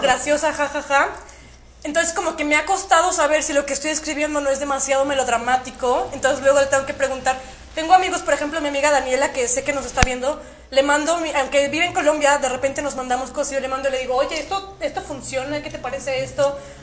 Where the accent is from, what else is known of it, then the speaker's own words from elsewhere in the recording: Saltillo, Coahuila, Mexico; Soy de Saltillo, Coahuila